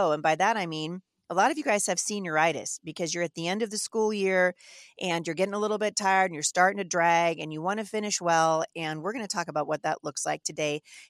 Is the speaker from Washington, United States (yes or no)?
yes; Washington, United States; So if I'm a voice from Washington State, I would hail obviously from the 3rd Congressional, but I would be a voice for the nation.